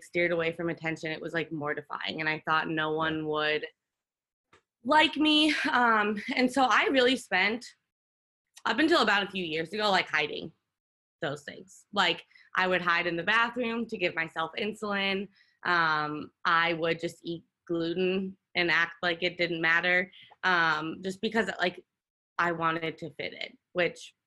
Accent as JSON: {"language": "English", "town": "Chicago", "region": "Illinois", "country": "United States", "tie": "born or raised there", "said": "I grew up in the suburbs of Chicago. So I grew up in the Midwest"}